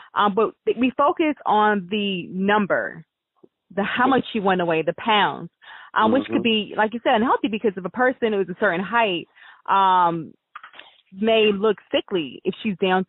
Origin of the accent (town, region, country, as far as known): United States